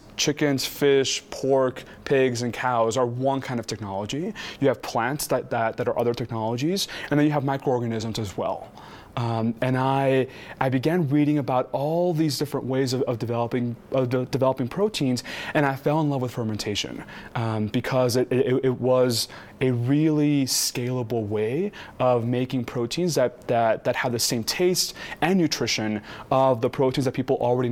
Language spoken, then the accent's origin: English; Texas, United States; I'm from Texas. I grew up eating 2x for breakfast every morning